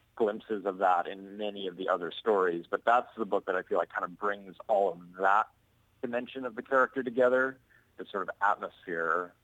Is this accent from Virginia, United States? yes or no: no; Montana, United States; now in Portland, United States; I grew up in Montana